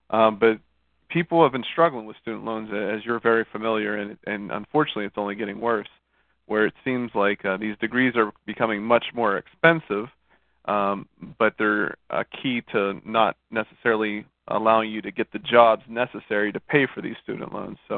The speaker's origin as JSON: {"language": "English", "town": "Monroeville", "region": "Pennsylvania", "country": "United States", "tie": "born or raised there", "moved": "as an adult", "lives_now": "Fort Lauderdale, United States", "said": "Born and raised Monroeville, Pennsylvania, went to Robert Morris University for my undergrad, and and uh, came down here for the fairer weather."}